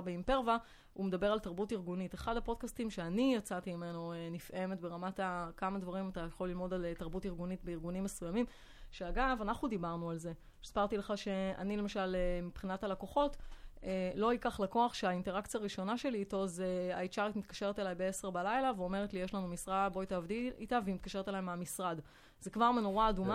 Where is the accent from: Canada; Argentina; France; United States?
France; Hebrew is a second language; moved away as an adult; now in Israel; גדלתי בצרפת, אה, עליתי לארץ בגיל שמונה עשרה